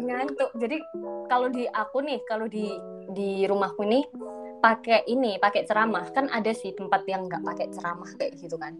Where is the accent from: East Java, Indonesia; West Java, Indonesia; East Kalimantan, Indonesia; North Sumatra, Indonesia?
East Java, Indonesia; Sidoarjo; aku orang Sidoarjo